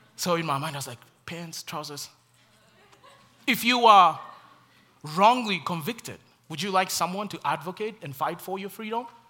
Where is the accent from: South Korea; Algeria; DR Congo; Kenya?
Kenya; moved away; the many struggles in my home country